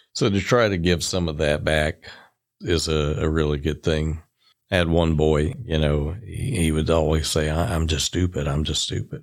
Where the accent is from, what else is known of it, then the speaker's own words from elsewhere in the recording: Rossville, Georgia, United States; also born or lived in Rome, Georgia; I grew up in Rossville, just across the state line, and, uh, went to Rossville High School